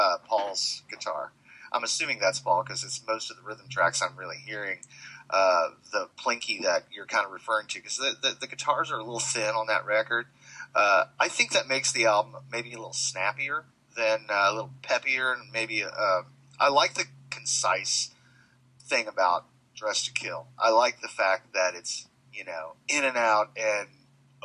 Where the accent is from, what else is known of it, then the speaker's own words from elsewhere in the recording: Indiana, United States; moved away; being from Indiana, which is where I'm originally from, was close to Terre Haute, not very far. Terre Haute's only, I don't know, 35, 40 miles from my hometown